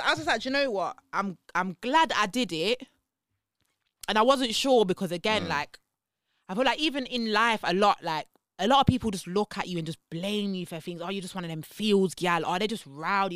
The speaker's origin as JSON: {"language": "English", "town": "Leicester", "region": "East Midlands", "country": "United Kingdom", "said": "I'm from Leicester."}